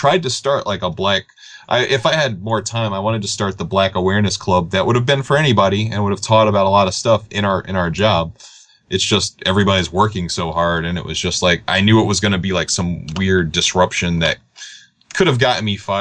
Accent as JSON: {"language": "English", "region": "New York", "country": "United States", "said": "I'm me from New York"}